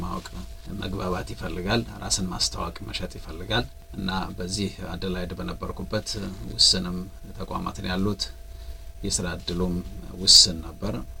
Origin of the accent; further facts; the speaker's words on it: Dire Dawa, Ethiopia; moved away as an adult; also born or lived in Jimma, Ethiopia / Japan / Adelaide, Australia; now in Australia; በሚባል ቀበሌ ነው ተወልጄ ያደግኩት